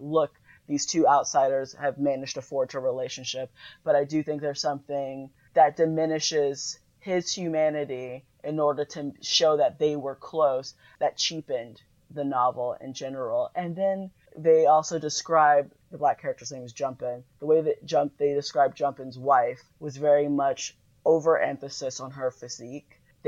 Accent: Florida, United States; I'm from Florida.

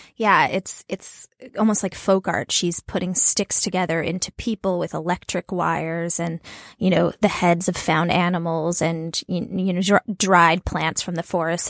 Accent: New Mexico, United States; I'm from New Mexico

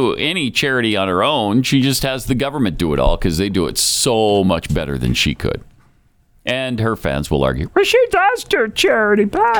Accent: Montana, United States; It does, actually. Yeah.

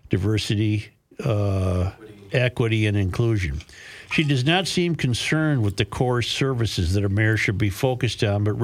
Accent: Duluth, Minnesota, United States; also born or lived in Breckenridge, Colorado; I was born and raised in Duluth and aside from about eight years in the metro and a couple of years in Breckenridge, Colorado, I've lived in the area most of my 48 years.

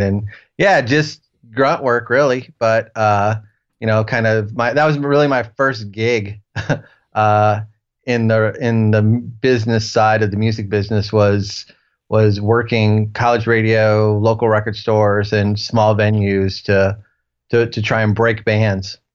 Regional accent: Ohio, United States; moved away; also born or lived in Nashville; I'm from Ohio originally

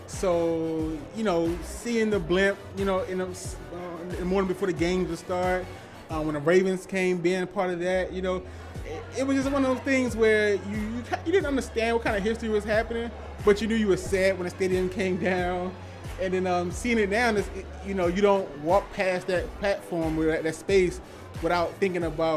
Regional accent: Baltimore, Maryland, United States; I grew up in Waverly, went to the Army, came back

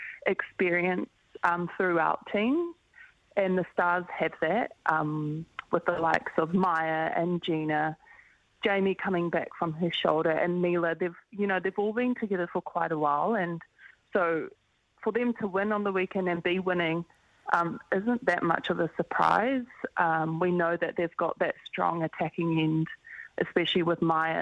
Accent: Auckland, New Zealand; we're both from Auckland and we represent the same region

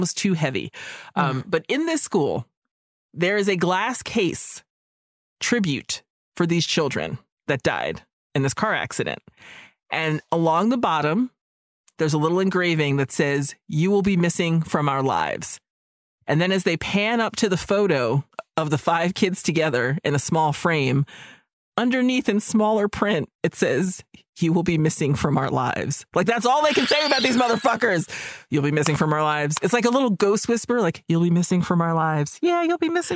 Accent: Boston, Massachusetts, United States; I'm from Boston

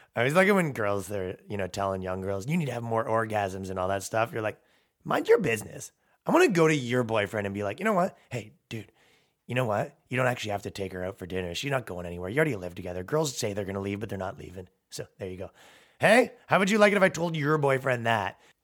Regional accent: Toronto, Ontario, Canada; now in New York, United States; I'm from fucking Toronto. It's a five million person metropolitan

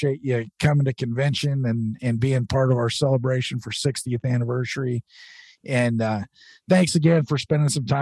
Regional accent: Oregon, United States; I'm from Oregon. We don't have bugs here

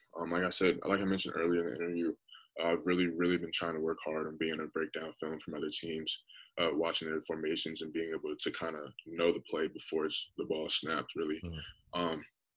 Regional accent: Raleigh, North Carolina, United States; I'm from Raleigh, North Carolina.

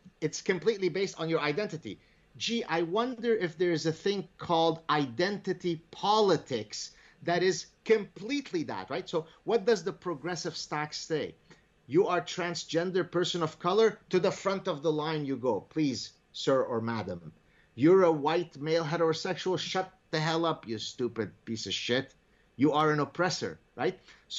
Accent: Lebanon; So now let's go back to Lebanon. So I grew up in Lebanon. I was born in 1964. I always knew that we are different in that, you know, we're Jewish, be quiet.

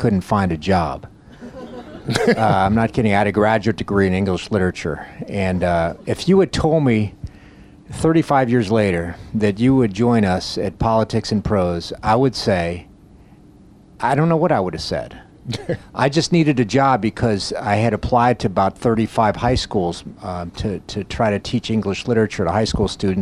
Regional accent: Coral Gables, Florida, United States; I grew up in Coral Gables, Florida, South Miami

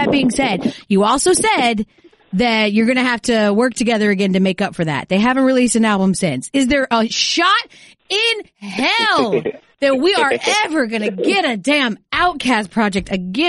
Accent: Atlanta, Georgia, United States; moved away as an adult; now in Connecticut, United States; because I was from Atlanta and I grew up with this.

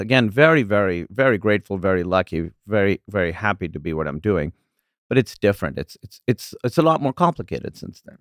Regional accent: Pakistan; moved away as an adult; also born or lived in Iowa / Chicago; now in United States; growing up in Pakistan

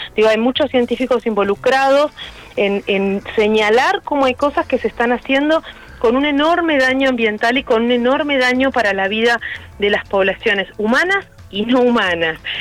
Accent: Rosario, Santa Fe, Argentina; moved away as an adult; now in Buenos Aires, Argentina; yo soy de Rosario y me vine a Buenos Aires a hacer la carrera de biología en exactas

